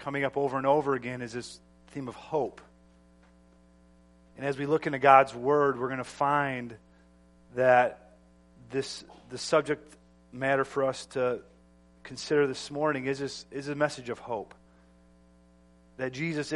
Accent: United States; as an American

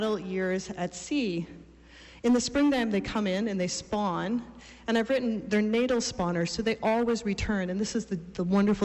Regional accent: Old Town, Maine, United States; I grew up in Old Town and spent much of my life coming past Orland on my way down to Stonington

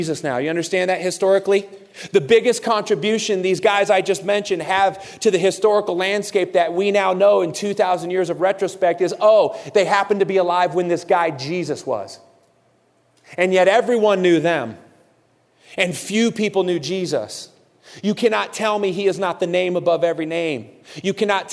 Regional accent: Santa Cruz, California, United States; I was born and raised in a city in California called Santa Cruz

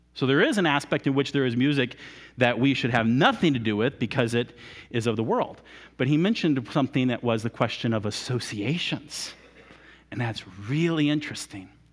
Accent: United States; we're Americans

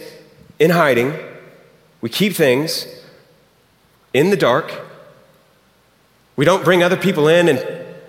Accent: Houston, Texas, United States; moved away; It's fun to be back in Houston. I'm from Houston originally.

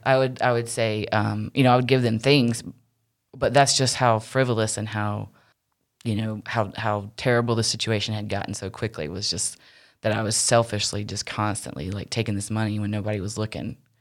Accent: Wilmington, United States; moved away; also born or lived in Charlotte; the church I grew up in Wilmington was, is kind of in the country

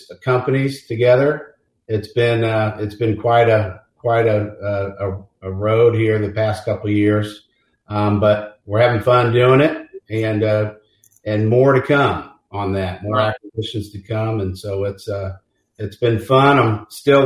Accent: Kansas City, Missouri, United States; also born or lived in Mobile, Alabama; Born and raised in Kansas City. Blessed to have grown up in a big family here

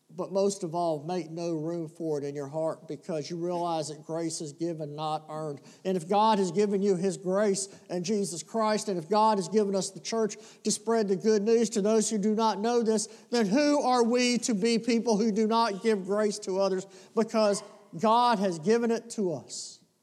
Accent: the South, United States; we're from the South

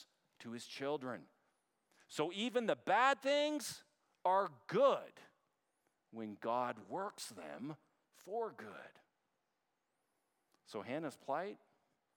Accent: Canada; now in United States; as a Canadian

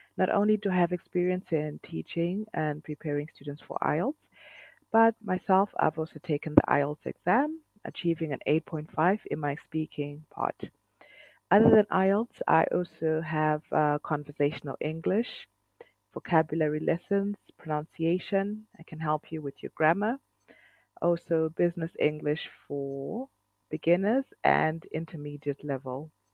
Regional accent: Zimbabwe; I'm from Zimbabwe, which is in Southern Africa

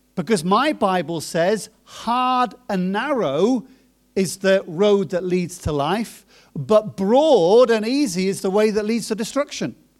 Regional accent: Coventry, West Midlands, United Kingdom; moved away as an adult; also born or lived in Germany / Cambridge / Norwich / New Zealand; I was born in Germany, My parents moved from Germany to Cambridge and then from Cambridge to Coventry, and then I was in Coventry until I was about, uh, twenty-one, twenty-two.

